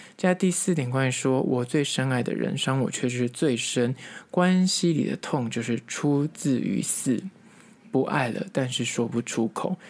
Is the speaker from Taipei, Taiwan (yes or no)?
yes; Taipei, Taiwan; 因为我本身是台北人，我觉得这个蚵仔煎吃起来非常的亲切